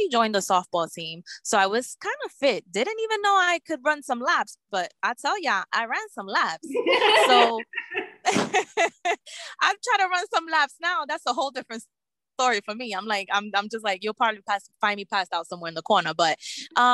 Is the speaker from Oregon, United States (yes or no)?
no; New York City, New York, United States; also born or lived in Bronx, New York; I was born and raised in Brooklyn, New York. I'm currently residing in the Bronx